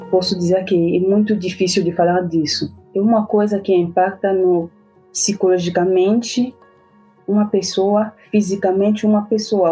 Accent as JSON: {"language": "Portuguese", "country": "DR Congo", "also_born_or_lived": "Morocco / Cuba", "second_language": "Portuguese", "moved": "as an adult", "lives_now": "Curitiba, Brazil", "said": "Sou africana da República Democrática do Congo"}